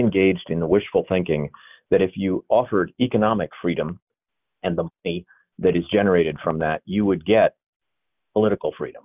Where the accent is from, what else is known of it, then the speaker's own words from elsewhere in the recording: Maine, United States; my hometown in Maine